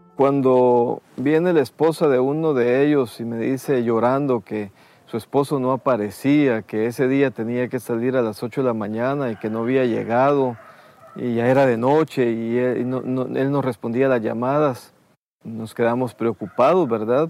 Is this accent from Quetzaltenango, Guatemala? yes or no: no; Escuintla, Guatemala; also born or lived in Taxisco, Santa Rosa, Guatemala; A los seis años mi familia pasó a, a, a, esta zona de Escuintla